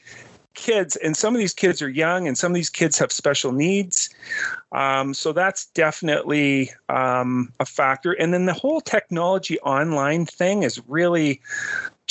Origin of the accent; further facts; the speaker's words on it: Barrie, Ontario, Canada; moved away as an adult; also born or lived in Toronto / London, Ontario / Windsor; I grew up in Barrie